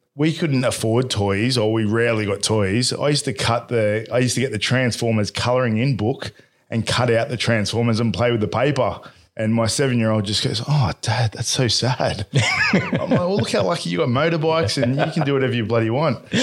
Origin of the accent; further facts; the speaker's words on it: Bradbury, New South Wales, Australia; I was brought up in Bradbury